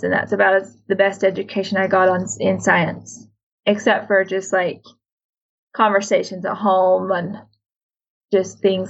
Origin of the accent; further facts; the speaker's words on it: Sandy, Utah, United States; I was born in Sandy, Utah, where at that time many FLDS lived